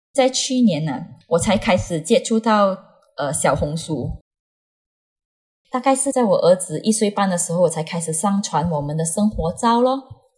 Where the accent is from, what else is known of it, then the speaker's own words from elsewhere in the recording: Malaysia; 我今年呢是三十岁，我是来自马来西亚的朋友